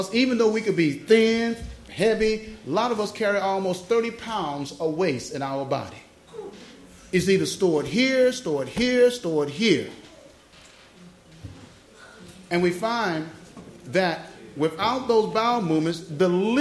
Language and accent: English; United States; I'm American